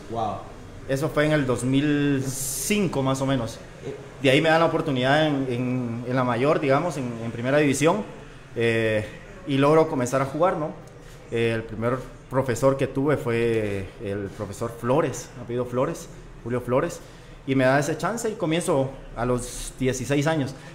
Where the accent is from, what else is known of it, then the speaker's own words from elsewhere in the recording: Santa Ana, El Salvador; No, eh, yo soy de Santa Ana.